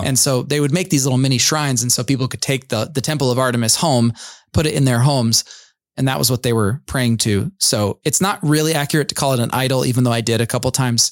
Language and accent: English; United States; we as American evangelical suburbanite Christians